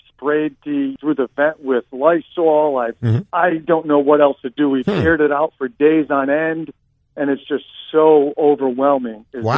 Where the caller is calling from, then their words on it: Florida, United States; Florida, South Florida.